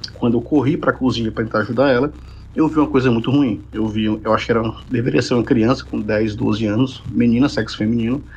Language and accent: Portuguese; Ceará, Brazil; eu sou cearense.